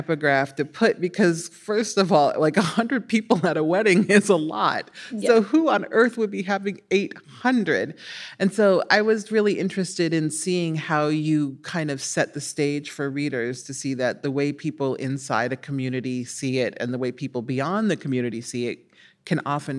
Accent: Omaha, Nebraska, United States

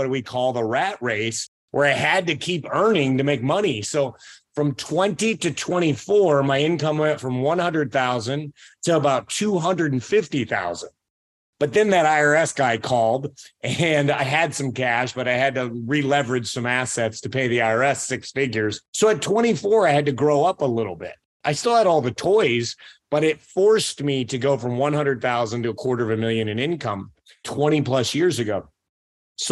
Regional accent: Aledo, Illinois, United States; I grew up in Aledo, Illinois

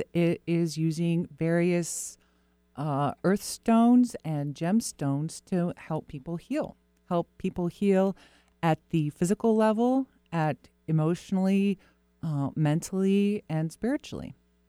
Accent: Florida, United States; born or raised there

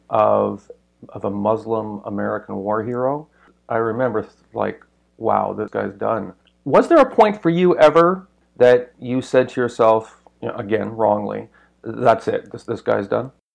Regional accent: Canada; as a Canadian

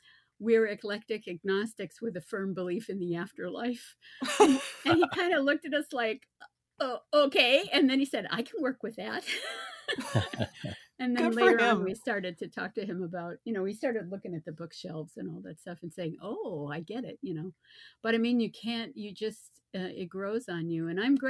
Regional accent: the North, United States; also born or lived in Virginia Beach; now in North Carolina, United States; that I was from the North

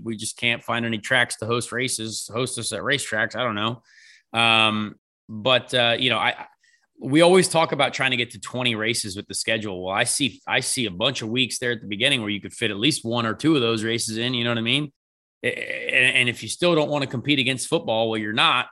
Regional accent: United States; we're American

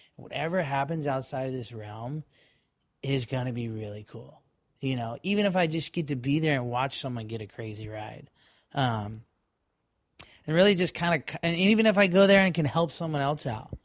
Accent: Florida, United States; we're kids from Florida and we're in Hawaii right now

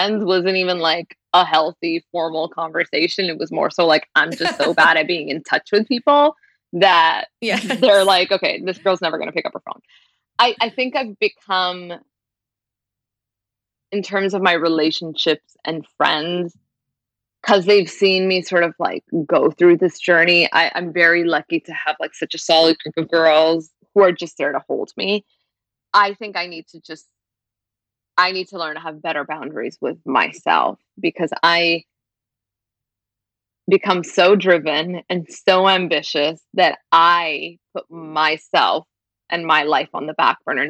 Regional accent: Brampton, Ontario, Canada; born or raised there

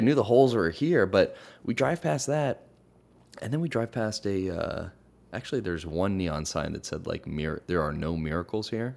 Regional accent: Hawaii, United States; now in Los Angeles, United States; I grew up in Hawaii and now I live in L

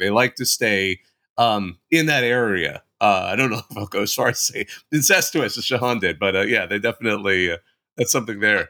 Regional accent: Bakersfield, California, United States; I grew up in Southern California, I grew up in the armpit, I grew up in Bakersfield

